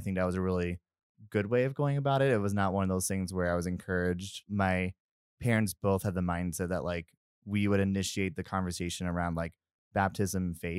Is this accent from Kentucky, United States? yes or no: yes; Louisville, Kentucky, United States; But most of my life, I grew up in Louisville, Kentucky, which if you know anything about the South, it is a beautiful place